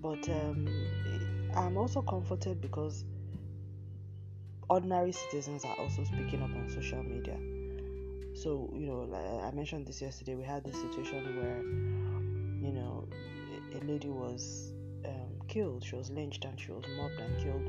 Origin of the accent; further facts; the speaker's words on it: Nigeria; my home country, Nigeria